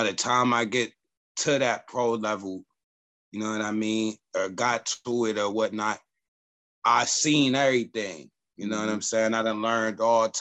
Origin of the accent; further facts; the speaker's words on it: Youngstown, Ohio, United States; I come from down the hill. Ohio, we out here, Youngstown.